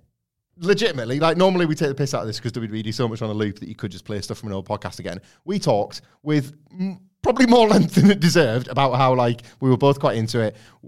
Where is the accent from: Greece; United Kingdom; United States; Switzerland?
United Kingdom; Preston, North West England; Even though I'm from Preston